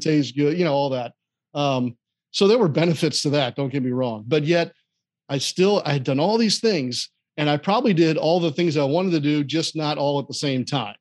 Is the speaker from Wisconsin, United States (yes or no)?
no; St. Louis, Missouri, United States; moved away; I grew up in Saint Louis